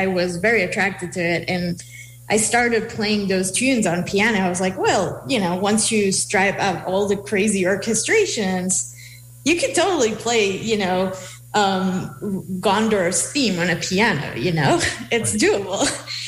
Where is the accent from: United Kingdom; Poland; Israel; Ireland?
Israel; English is a second language; moved away; I grew up in Israel, and I played, I joined the school orchestra in my school